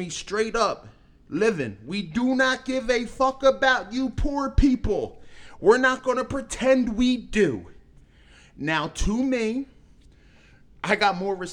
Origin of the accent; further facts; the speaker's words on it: Philadelphia, Pennsylvania, United States; I grew up in Philly. I grew up in Omni. I grew up in the hood.